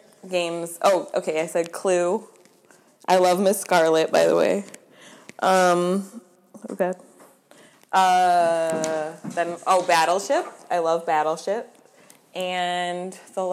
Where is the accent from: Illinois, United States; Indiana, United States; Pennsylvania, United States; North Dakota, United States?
Illinois, United States; Chicago; also born or lived in South Korea; born and raised in Chicago.